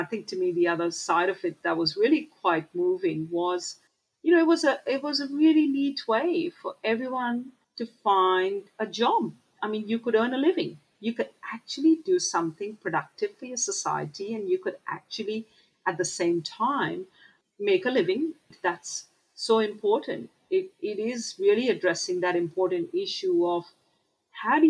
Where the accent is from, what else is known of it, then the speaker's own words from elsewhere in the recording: Mumbai, Maharashtra, India; moved away; I remember growing up in Mumbai